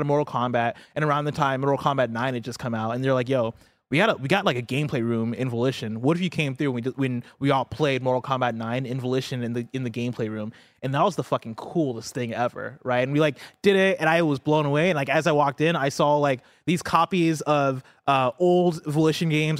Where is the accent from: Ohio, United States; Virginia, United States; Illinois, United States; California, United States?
Illinois, United States; Champaign; moved away; I grew up in Champaign, Illinois, which is a town that's, like, in central Illinois